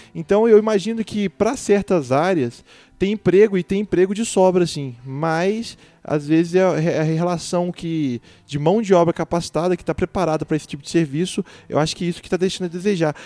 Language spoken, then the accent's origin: Portuguese; Divinópolis, Minas Gerais, Brazil; eu sou de Divinópolis e lá é uma cidade muito conhecida por vender roupa